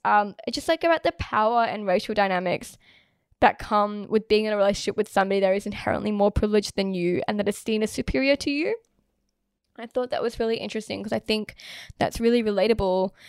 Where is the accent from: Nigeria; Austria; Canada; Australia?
Australia; I was born here and I was raised here in Australia.